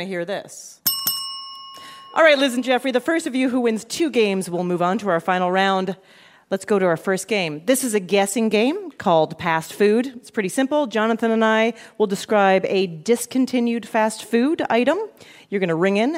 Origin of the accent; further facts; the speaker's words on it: Canada; now in New York, United States; I have Canadian relatives. I'm from Canada.